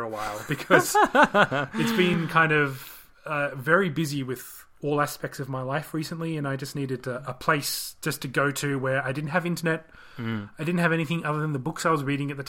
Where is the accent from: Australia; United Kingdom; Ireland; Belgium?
Australia; accent: Australian; my Australian accent.